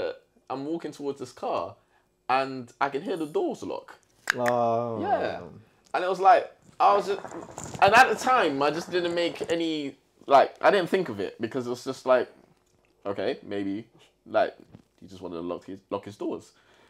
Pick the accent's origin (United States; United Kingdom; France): United Kingdom; London; moved away as an adult; also born or lived in St. Lucia; I was a kid who grew up in East London. So you got that sense of style, East London style.